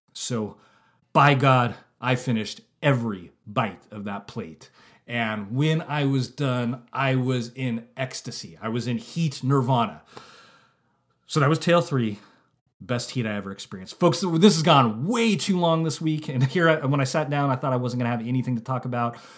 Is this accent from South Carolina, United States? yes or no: no; Santa Rosa, California, United States; my hometown of Santa Rosa, California